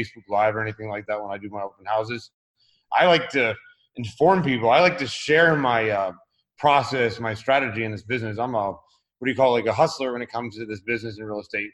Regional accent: Tampa, Florida, United States; now in Orlando, United States; I was born and raised in Florida, actually in the Tampa Bay area, and just moved to the Orlando area about 2 months ago

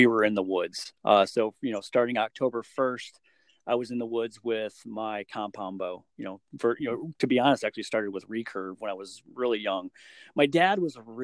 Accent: Michigan, United States; growing up in Michigan

